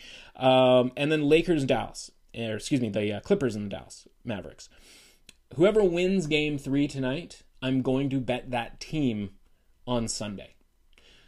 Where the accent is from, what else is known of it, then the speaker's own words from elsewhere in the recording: Canada; we're Canadian